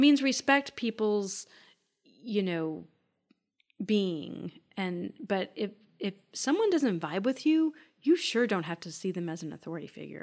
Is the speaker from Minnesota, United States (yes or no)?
yes; Minnesota, United States; I grew up in Minnesota